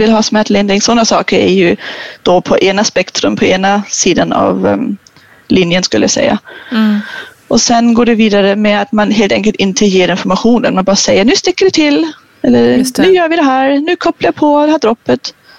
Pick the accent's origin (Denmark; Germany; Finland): Germany; now in Sweden; jag är ju tysk